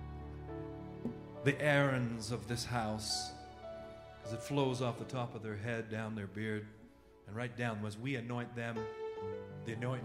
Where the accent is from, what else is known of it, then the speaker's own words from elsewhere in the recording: California, United States; I'm from California